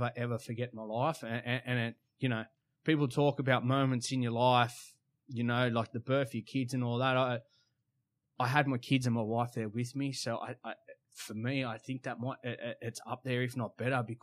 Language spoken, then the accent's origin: English; Sydney, New South Wales, Australia; We're all from Sydney